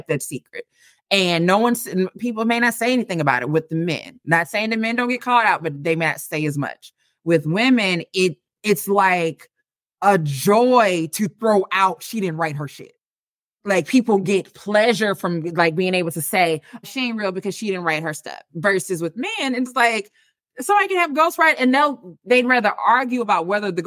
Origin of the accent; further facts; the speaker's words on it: St. Louis, Missouri, United States; moved away as an adult; now in Dallas, United States; I am from the Midwest, born and raised in St. Louis, lived there for 30-something years before I moved to Texas